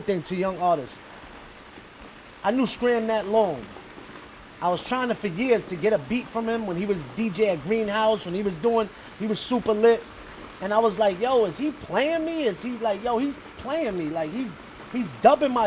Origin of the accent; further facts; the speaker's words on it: New York City, New York, United States; I'm a New Yorker